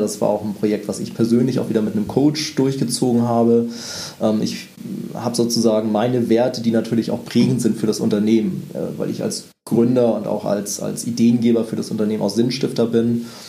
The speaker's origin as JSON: {"language": "German", "region": "Northern Germany", "country": "Germany", "said": "ich bin ja Norddeutscher"}